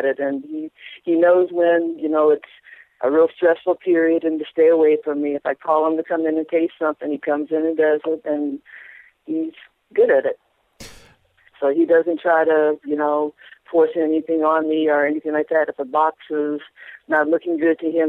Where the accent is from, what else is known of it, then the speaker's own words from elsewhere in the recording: Los Angeles, California, United States; now in San Diego County, United States; I'm born and bred in Los Angeles, California, and just recently moved 2 years ago to northern San Diego County